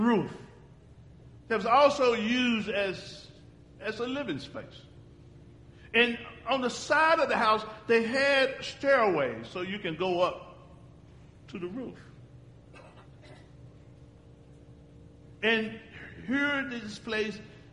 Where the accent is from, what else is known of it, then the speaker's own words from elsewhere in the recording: Uganda; And we're from Uganda